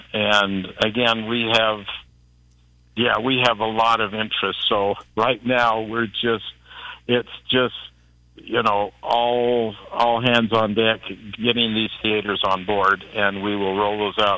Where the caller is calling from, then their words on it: Salt Lake City, Utah, United States; I'm calling from Salt Lake City.